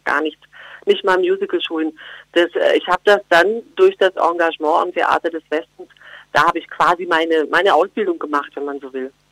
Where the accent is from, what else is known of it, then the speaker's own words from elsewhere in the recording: Geislingen an der Steige, Baden-Württemberg, Germany; accent: Swabian; moved away; also born or lived in Berlin; bei uns schätzt man Schwäbisch, klar, natürlich, in Geislingen an der Steige und da schäme ich mich auch nicht. Also das, ich, ich schätze eigentlich gern im Dialekt